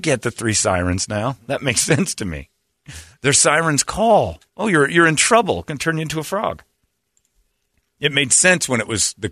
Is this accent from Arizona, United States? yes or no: yes; Mesa, Arizona, United States; we grew up here in Mesa, so there were some Mormon kids